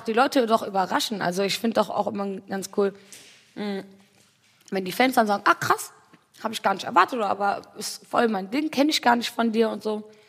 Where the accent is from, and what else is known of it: Wuppertal, North Rhine-Westphalia, Germany; born or raised there; moved away